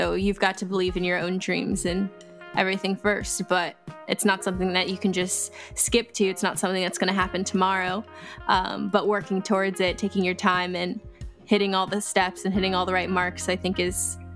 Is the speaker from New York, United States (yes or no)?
no; California, United States; born there; I was born in Cali.